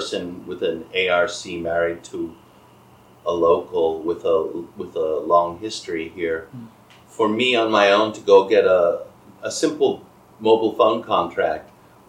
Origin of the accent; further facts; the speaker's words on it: Boston, Massachusetts, United States; moved away as an adult; also born or lived in Kaohsiung, Taiwan; my hometown area, Boston